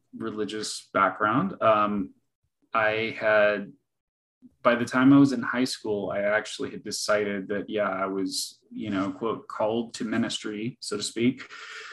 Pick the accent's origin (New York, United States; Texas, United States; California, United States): California, United States; Northern; moved away as an adult; also born or lived in Northwest Arkansas; now in Arkansas, United States; I'm a California native, grew up in Northern California, lived in Southern California up until the end of 2020. And then I migrated to Northwest Arkansas